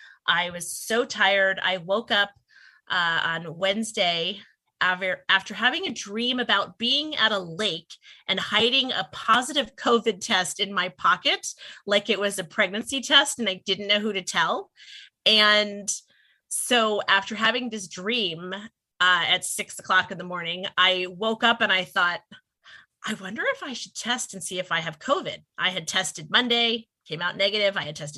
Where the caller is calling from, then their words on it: Pennsylvania, United States; long story and long way about of saying I am zooming in from Pennsylvania.